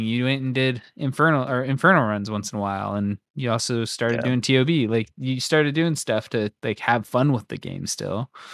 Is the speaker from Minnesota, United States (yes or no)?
no; Royal City, Washington, United States; Royal City football, the Royal Knights